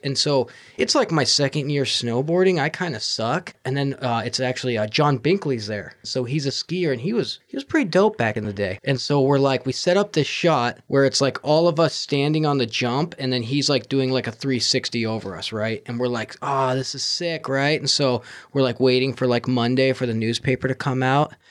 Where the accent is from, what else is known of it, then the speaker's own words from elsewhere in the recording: Fairbanks, Alaska, United States; I'm from Fairbanks and there's way more mosquitoes